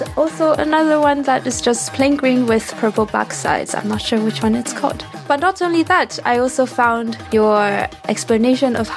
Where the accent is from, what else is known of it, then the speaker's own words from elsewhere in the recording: Taiwan; now in Stuttgart, Germany; I come from Taiwan and I currently live in Stuttgart, Germany